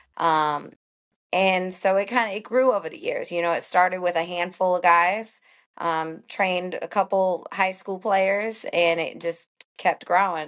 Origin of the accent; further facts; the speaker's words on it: St. Louis, Missouri, United States; moved away as an adult; also born or lived in Florida; now in Atlanta, United States; I grew up in Saint Louis, not a huge, huge city, but it was a great baseball city